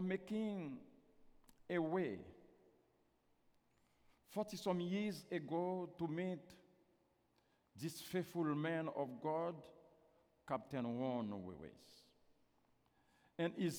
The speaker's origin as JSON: {"language": "English", "country": "Haiti", "first_language": "Haitian Creole", "second_language": "English", "said": "I'm not American, I'm Haitian"}